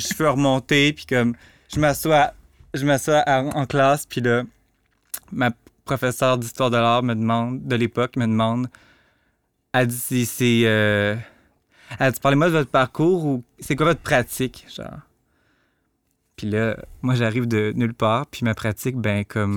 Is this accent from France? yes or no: no; Rivière-du-Loup, Quebec, Canada; moved away; also born or lived in Montreal; je viens de Rivière-du-Loup, j'ai grandi dans un milieu très redneck